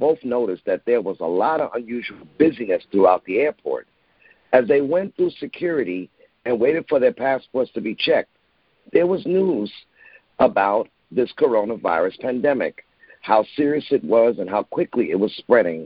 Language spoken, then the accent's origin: English; New York City, New York, United States; I was born in Bronx, New York